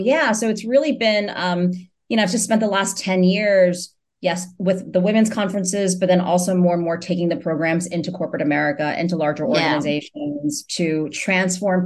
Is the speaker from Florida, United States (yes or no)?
no; New York City, New York, United States; I was born in New York City